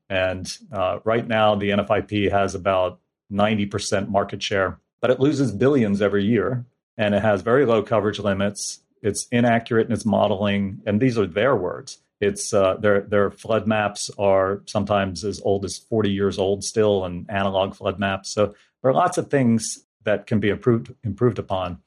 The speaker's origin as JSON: {"language": "English", "region": "New Jersey", "country": "United States", "tie": "born or raised there", "also_born_or_lived": "Tennessee", "moved": "as an adult", "said": "I grew up in New Jersey"}